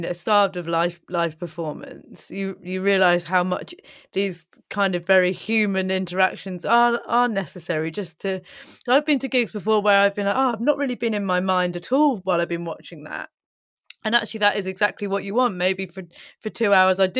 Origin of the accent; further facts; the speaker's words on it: United Kingdom; as British people